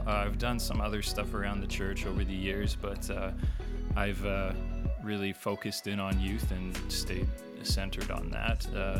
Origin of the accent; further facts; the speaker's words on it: Saskatoon, Saskatchewan, Canada; Hey, I'm …, and I am from Saskatoon. I love Saskatoon. Saskatoon, Saskatchewan, of course.